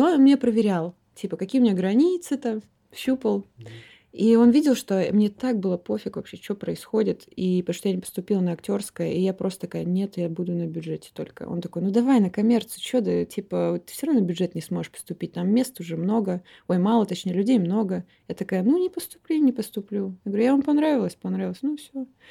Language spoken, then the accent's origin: Russian; Omsk, Omsk Oblast, Russia; moved away as an adult; now in Moscow, Russia; Я из Омска. Приехала я в Москву 10 лет назад э, поступать. Вот до 18 лет я жила